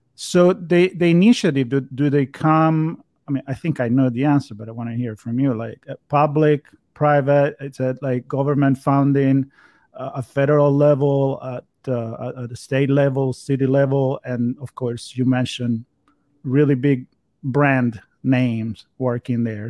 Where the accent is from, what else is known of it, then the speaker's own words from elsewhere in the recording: Florence, Tuscany, Italy; now in Los Angeles, United States; So I come from Europe, from Florence